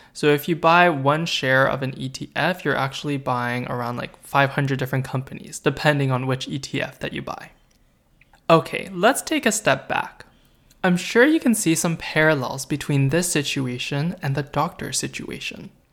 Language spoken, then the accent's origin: English; Canada; I'm a half-Korean and Chinese boy, born and raised in Canada